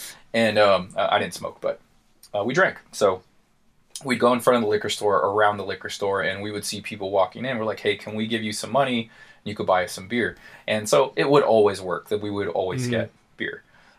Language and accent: English; Paradise Hills, United States; So, like, me and we grew up in Paradise Hills. You know, it's just, like, it's not a terrible area. It's not the greatest area.